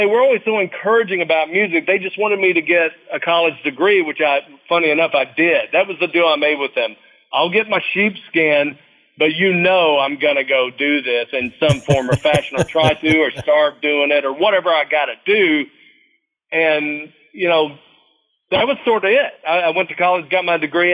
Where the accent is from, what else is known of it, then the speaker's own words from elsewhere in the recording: Nashville, Tennessee, United States; I was born and raised in Nashville, Tennessee.